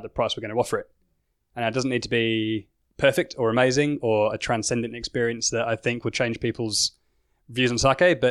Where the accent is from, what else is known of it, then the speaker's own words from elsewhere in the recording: England, United Kingdom; now in Australia; I'm English